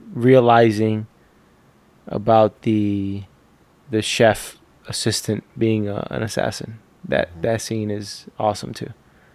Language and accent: English; London, United Kingdom; I'm from London.